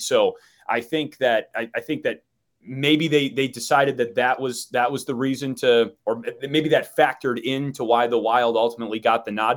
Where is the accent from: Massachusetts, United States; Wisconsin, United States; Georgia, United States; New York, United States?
Wisconsin, United States; Milwaukee; moved away as an adult; now in Chicago, United States; I grew up in Wisconsin and, and now I live in Chicago